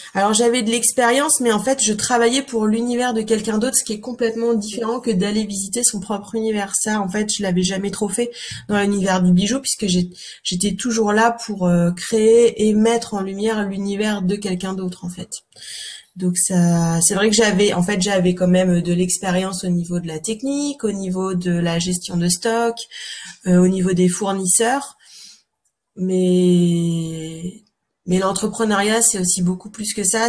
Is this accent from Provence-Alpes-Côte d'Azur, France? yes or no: no; Calvados, Normandy, France; moved away as an adult; also born or lived in Paris; now in Cotentin, France; je suis normande en fait euh, de naissance, hein, mais dans le Calvados